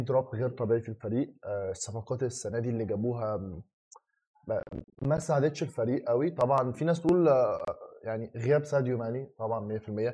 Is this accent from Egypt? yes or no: yes; Egypt; احنا كمصريين